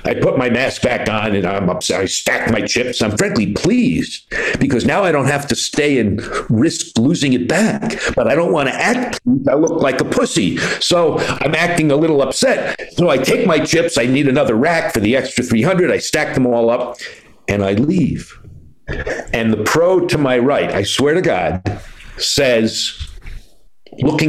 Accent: New York, United States; now in Boston, United States; I'm a Jew from New York

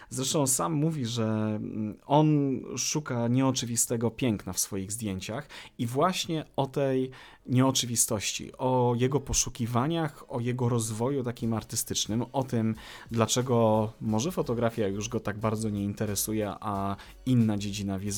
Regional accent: Konin, Greater Poland, Poland; jesteśmy z tego samego miasta? Z Konina? Tak jest.

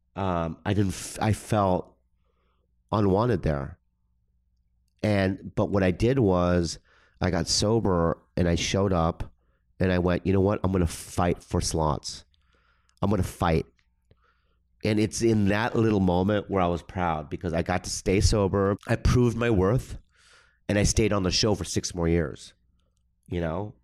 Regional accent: San Diego, California, United States; also born or lived in Minnesota; I was raised in the suburbs, San Diego

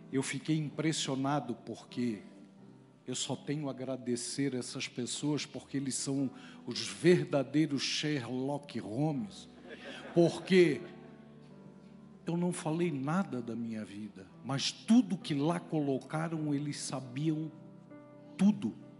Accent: Florianópolis, Santa Catarina, Brazil; sou de Florianópolis, tio do Roberto

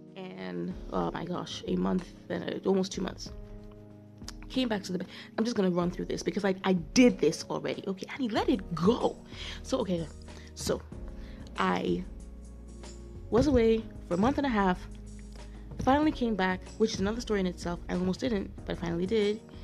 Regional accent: Nigeria; I'm a Nigerian

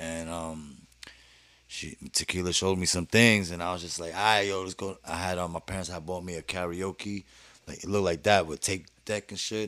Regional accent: New York City, New York, United States; also born or lived in Manhattan; I was born in Manhattan actually, but uh, raised in Brooklyn

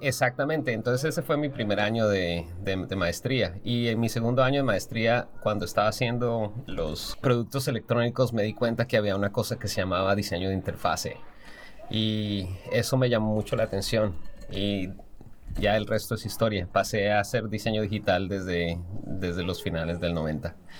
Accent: Colombia; moved away as an adult; also born or lived in Kansas, United States; now in United States; soy diseñador industrial colombiano, pero llevo toda mi práctica profesional en los Estados Unidos.

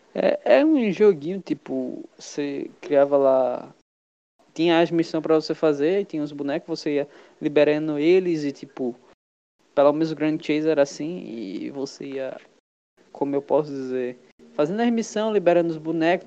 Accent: Brazil; also born or lived in Pernambuco; a gente é brasileiro

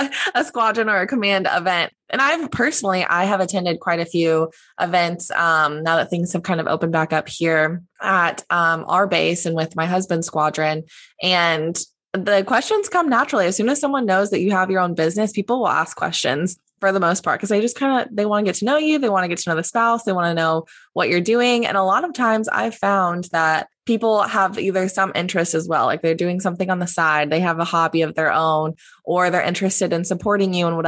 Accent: Indiana, United States; moved away; my hometown of, you know, Indiana

